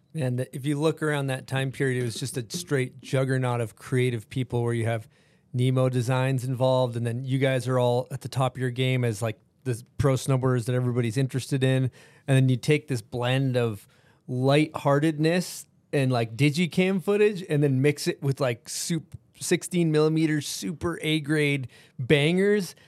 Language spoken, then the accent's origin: English; East Coast, United States; growing up on the East Coast